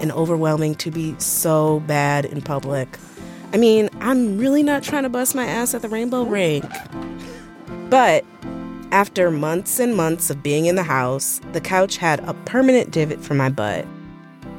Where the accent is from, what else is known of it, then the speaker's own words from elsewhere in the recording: Buffalo, New York, United States; moved away as an adult; I moved to my hometown, Buffalo, New York